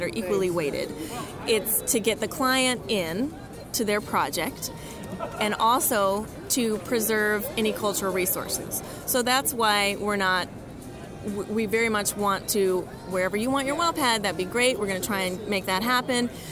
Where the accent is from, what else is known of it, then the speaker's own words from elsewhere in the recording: Richmond, Virginia, United States; moved away as an adult; also born or lived in Rapid City, South Dakota; now in Bismarck, United States; I'm originally from Richmond, Virginia